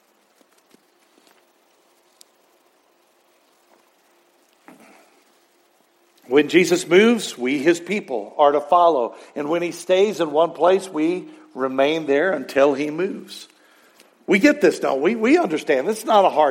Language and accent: English; Texas, United States; growing up in Texas working, hauling hay one time, and it was the summer of 1980